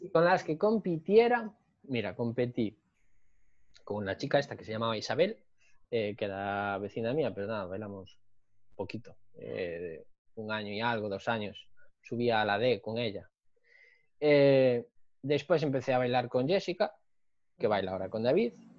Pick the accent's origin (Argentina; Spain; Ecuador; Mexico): Spain; Narón, Galicia; moved away as an adult; also born or lived in Santiago de Compostela / O Grove; now in Pontevedra, Spain; yo soy de, de Narón